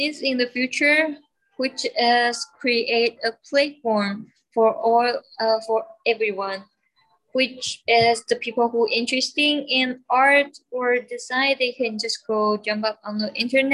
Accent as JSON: {"language": "English", "country": "Taiwan", "moved": "as an adult", "lives_now": "Hawaii, United States", "said": "I'm from Taiwan"}